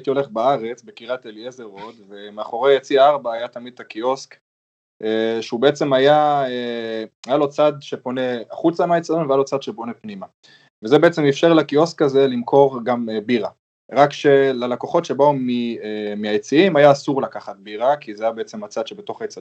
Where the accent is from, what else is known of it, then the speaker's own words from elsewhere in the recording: Germany; born there; אמנם ההיסטוריה שלי עם גרמניה יותר ארוכה, כי גם נולדתי פה